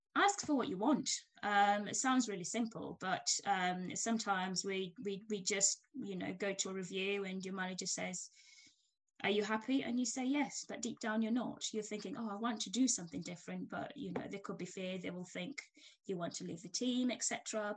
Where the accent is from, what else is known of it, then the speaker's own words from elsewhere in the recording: Kenya; moved away as an adult; now in United Kingdom; I'm Kenyan born and bred. I came to the UK many moons ago to do my uh, career, my degree in tech, and I've stayed here since.